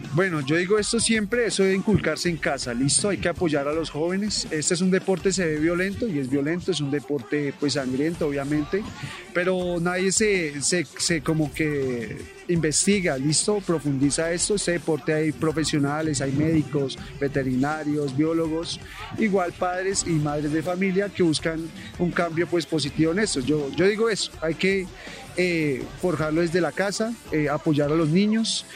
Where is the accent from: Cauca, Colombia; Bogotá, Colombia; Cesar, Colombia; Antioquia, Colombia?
Bogotá, Colombia; muchacho capitalino, nací en el barrio 20 de Julio